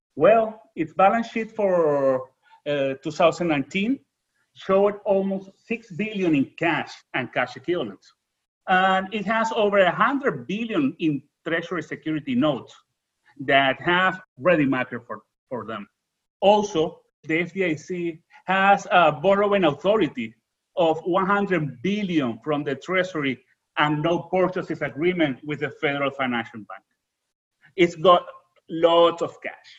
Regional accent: Venezuela; English is a second language; moved away; I'm original from Venezuela.

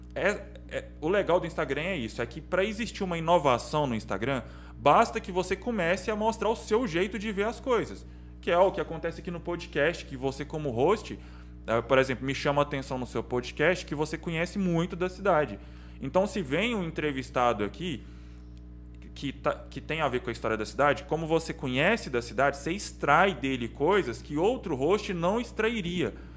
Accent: Caldas Novas, Goiás, Brazil; Eu nasci aqui

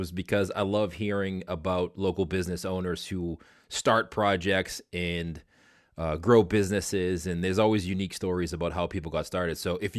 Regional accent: Boston, Massachusetts, United States; I'm from Boston.

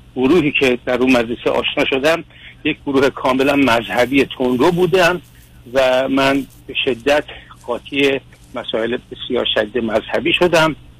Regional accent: Iran; moved away as an adult; also born or lived in Istanbul, Turkey; now in United States; مجدد برگشتم به ایران و در ایران شروع به کار که کرده بودم

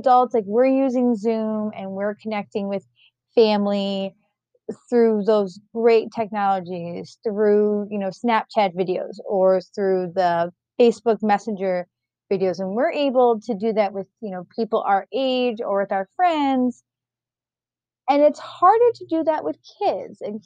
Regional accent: New York, United States; moved away; I'm originally from New York

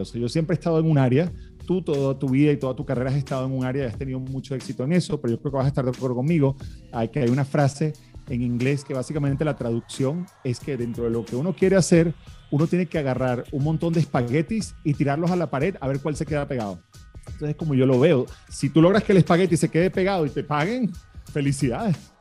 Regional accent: Venezuela; also born or lived in Miami, United States; now in United States; se establecieron en Venezuela, donde yo nací y me crié. Y bueno, hace 20 años vine a Estados Unidos

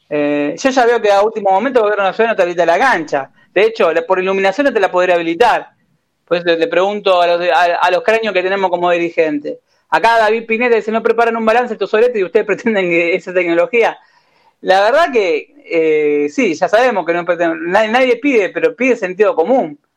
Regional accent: Argentina; es algo que es algo que ya lo damos como sociedad argentina, ya sabemos que no se va a cumplir

